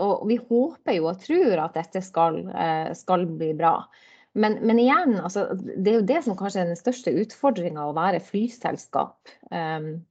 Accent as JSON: {"language": "Norwegian", "town": "Fauske", "region": "Nordland", "country": "Norway", "tie": "born or raised there", "also_born_or_lived": "Bodø", "moved": "yes", "lives_now": "Drammen, Norway", "said": "jeg er, jo, born and bred. Da, sånn jeg er jo, jeg jo eh, bodøværing, eller fauskeværing egentlig"}